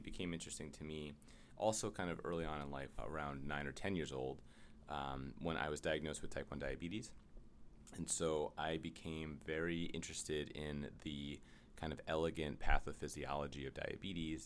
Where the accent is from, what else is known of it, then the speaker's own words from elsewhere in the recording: New York City, New York, United States; I'm from the Upper West Side of Manhattan